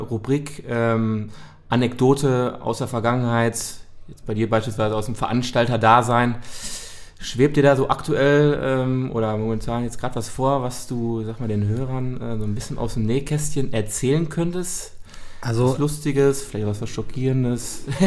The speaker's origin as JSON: {"language": "German", "town": "Dortmund", "region": "North Rhine-Westphalia", "country": "Germany", "said": "wir kommen ja selber auch aus Dortmund"}